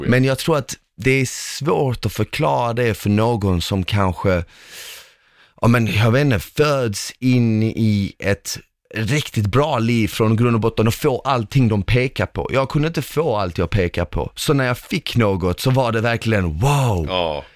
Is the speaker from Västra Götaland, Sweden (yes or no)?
no; Malmö, Skåne, Sweden; also born or lived in former Yugoslavia; när jag var liten och till exempel när vi växte upp i Rosengård, i, i en förort